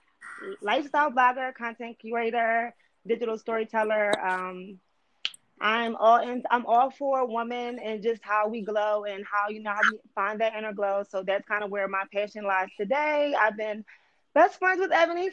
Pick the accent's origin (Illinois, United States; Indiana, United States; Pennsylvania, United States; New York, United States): Pennsylvania, United States; Philadelphia; I'm not originally from Philadelphia. So when I came to Philadelphia, I didn't really know anybody.